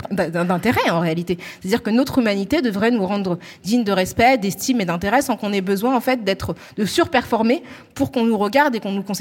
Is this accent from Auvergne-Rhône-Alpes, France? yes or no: no; Île-de-France, France; accent: Parisian; ils ne le parlent pas avec notre accent parisien, parce qu'en fait, on n'est que 10 millions de franciliens à avoir cet accent-là. Donc, c'est vrai que nous, on a un accent aussi qui est hyper marqué.